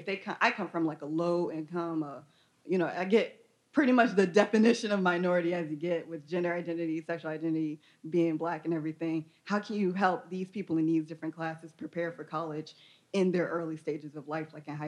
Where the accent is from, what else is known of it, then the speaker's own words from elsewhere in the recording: Atlanta, Georgia, United States; moved away as an adult; now in Austin, United States; I myself am not like a Texas native. I come all the way from Atlanta, Georgia.